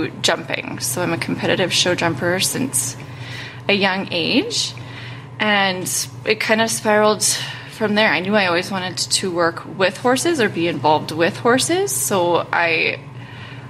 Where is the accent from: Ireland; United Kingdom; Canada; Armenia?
Canada; Calgary, Alberta; now in Cremona, Canada; I grew up in Calgary